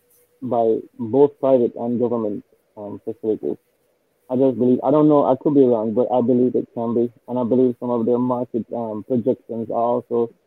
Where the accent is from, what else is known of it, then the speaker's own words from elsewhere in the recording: United States; I'm American